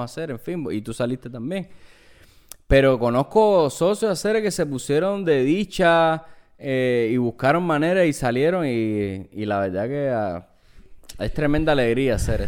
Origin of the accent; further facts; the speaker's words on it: Cuba; now in New York, United States; nosotros venimos de Cuba, en Cuba no hay McDonald's